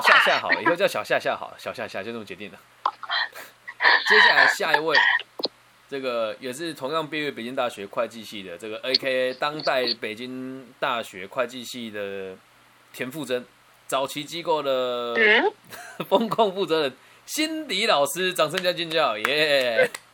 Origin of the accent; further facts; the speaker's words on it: Changhua County, Taiwan; 我现在在我的家乡彰化这边，我一栋透天大概七百万到八百万台币就可以买到